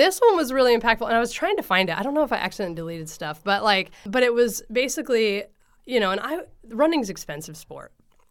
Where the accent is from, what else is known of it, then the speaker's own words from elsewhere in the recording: Coos Bay, Oregon, United States; also born or lived in Portland; And I grew up in Coos Bay, where Prefontaine grew up, you know, like... So for half my life, then we moved to the Portland area.